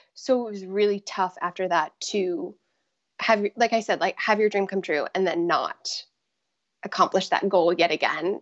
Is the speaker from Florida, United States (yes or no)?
yes; Tampa, Florida, United States; moved away; I grew up in the Tampa Bay area in Florida